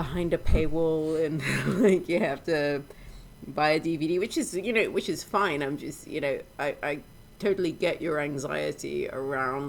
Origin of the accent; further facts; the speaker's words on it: Sudan; moved away; my experience growing up in Sudan